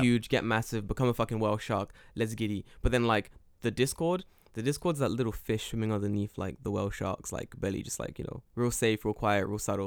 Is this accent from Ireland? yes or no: no; London, United Kingdom; now in Japan; I grew up in London.